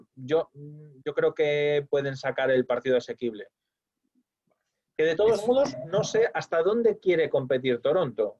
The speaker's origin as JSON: {"language": "Spanish", "country": "Spain", "said": "yo soy español"}